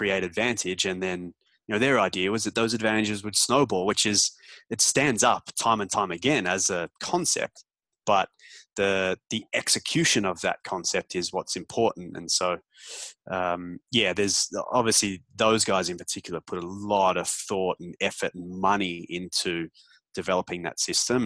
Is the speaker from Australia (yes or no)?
yes; Melbourne, Victoria, Australia; moved away as an adult; now in Toronto, Canada; leave Melbourne when I was 25 and pack up and move to Canada